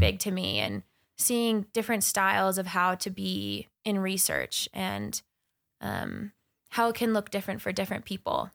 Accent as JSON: {"language": "English", "area": "Crow Reservation", "region": "Montana", "country": "United States", "tie": "born or raised there", "also_born_or_lived": "Bozeman, Montana", "said": "I was born and raised on the Kearns Reservation in Montana."}